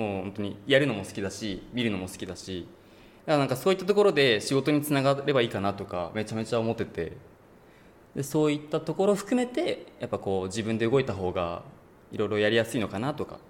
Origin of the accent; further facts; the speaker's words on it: Gunma, Japan; moved away as an adult; now in Tokyo, Japan; 僕、地元群馬なんです